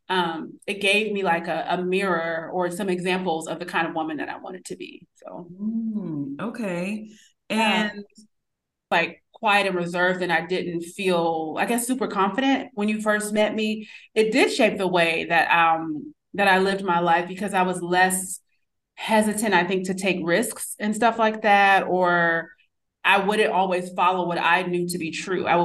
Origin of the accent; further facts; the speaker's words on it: New York City, New York, United States; born there; Even though I was born in New York City, I kind of came back and was just like, I was very reserved.